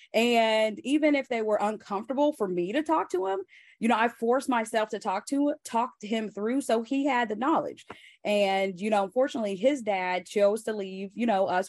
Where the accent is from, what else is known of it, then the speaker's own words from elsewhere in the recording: Joplin, Missouri, United States; moved away; we grew up in Joplin, small town, like fifty thousand people